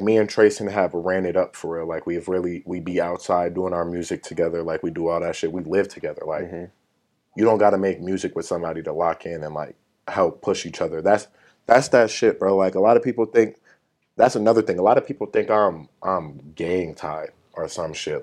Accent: Woodbury, Minnesota, United States; I'm from Woodbury, Minnesota, the suburbs

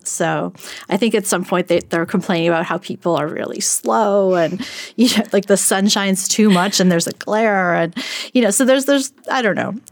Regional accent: New York City, New York, United States; I am from Brooklyn

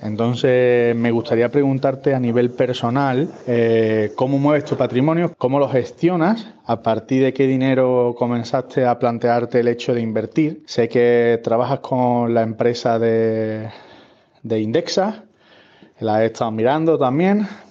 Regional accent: Seville, Andalusia, Spain; now in Finland; vivo aquí en Finlandia, aunque soy de Sevilla

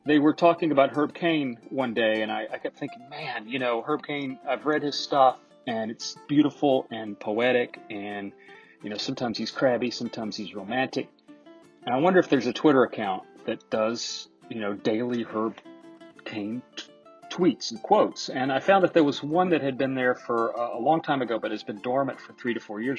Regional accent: Alabama, United States; I grew up in Alabama, and I'm not typically Southern, even though I am a native native Southerner

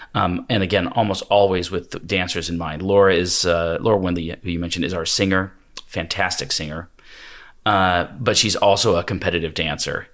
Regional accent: Washington, United States; moved away as an adult; also born or lived in Hawaii / the Triangle, North Carolina; I'm from Washington State originally, although Pullman is like almost literally as far from my hometown

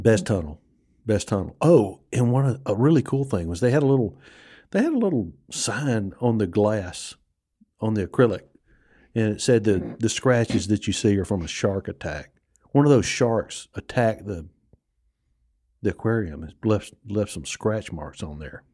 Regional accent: United States; also born or lived in New Orleans, Louisiana; I grew up on the Mississippi Gulf Coast and in New Orleans and in that area.

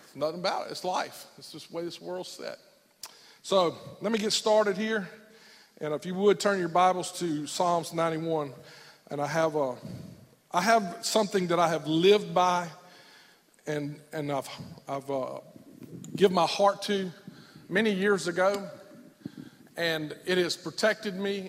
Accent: United States; as an American young boy in the middle of the war

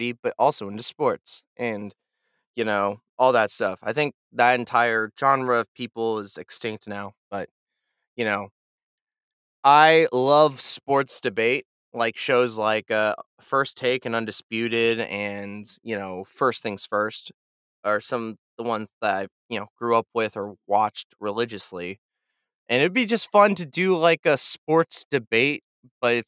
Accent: Kansas City, United States; moved away; also born or lived in Nashville; I'm a guy from Kansas City

